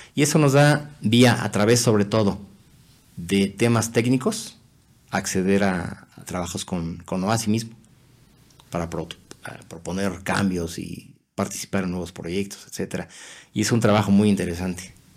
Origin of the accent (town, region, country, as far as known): Mexico; moved away as an adult